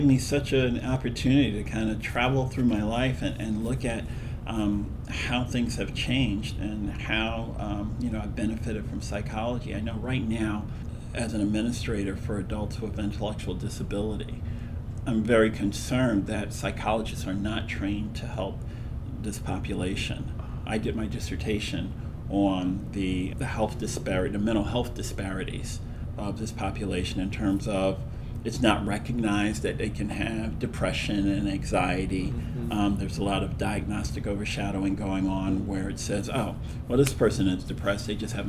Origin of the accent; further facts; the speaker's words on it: Philadelphia, Pennsylvania, United States; also born or lived in Aiken, South Carolina; I was born in Aiken, South Carolina, and we moved to Philadelphia.